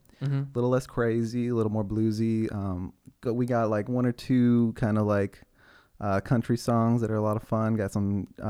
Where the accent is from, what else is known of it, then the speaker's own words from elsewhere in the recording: Los Angeles, California, United States; moved away as an adult; also born or lived in Indiana; I am a Los Angeles local native, not the band, though they are also from L.A.